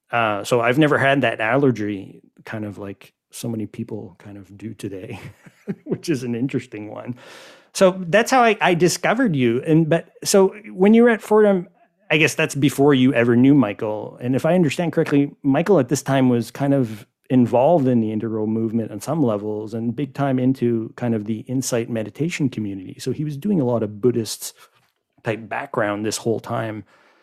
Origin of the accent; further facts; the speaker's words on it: Montreal, Quebec, Canada; for me anyways, I guess, from being from Montreal and Quebec and being a Canadian, kind of following all of this online